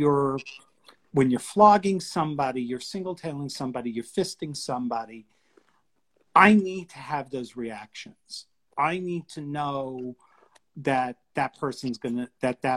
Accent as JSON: {"language": "English", "town": "New York City", "region": "New York", "country": "United States", "moved": "yes", "lives_now": "Washington DC, United States", "said": "I'm originally from New York City"}